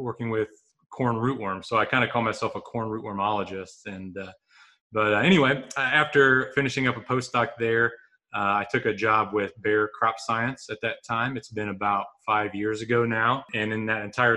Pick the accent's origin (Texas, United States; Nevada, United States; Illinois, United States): Illinois, United States; Vermilion County, East Central; also born or lived in Urbana-Champaign, Illinois; I am originally from East Central Illinois, Vermilion County